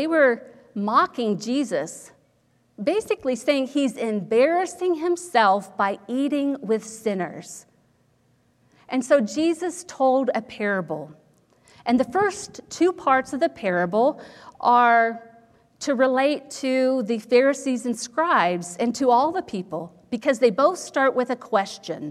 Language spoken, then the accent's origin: English; Ohio, United States; when I was growing up in Ohio